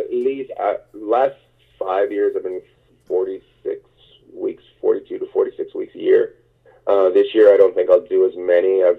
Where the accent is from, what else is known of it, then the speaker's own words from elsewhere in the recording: Terrace, British Columbia, Canada; also born or lived in New York; now in Los Angeles, United States; my hometown, Terrace, British Columbia